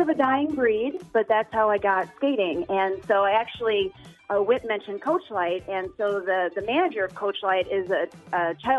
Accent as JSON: {"language": "English", "town": "Jacksonville", "country": "United States", "tie": "born or raised there", "moved": "yes", "said": "Down in my hometown in Jacksonville"}